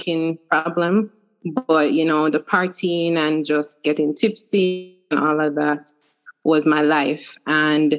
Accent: Kingston, Jamaica; now in Florida, United States; I am originally from Kingston, Jamaica, but I now reside in Florida in the U.S.

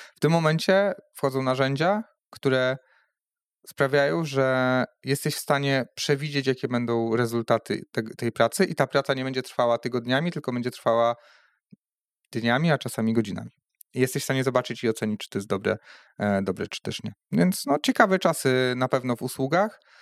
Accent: Poland; moved away as an adult; now in Rzeszów, Poland; firma była na początku w Drzeńsku, e, skąd pochodzę.

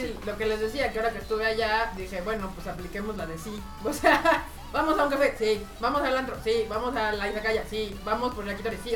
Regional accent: Mexico; como mexas latinos

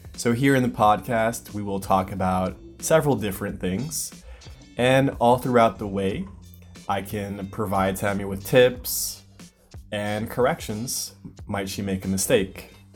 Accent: United States; first language English; I'm originally from the United States, so obviously my native language is English.

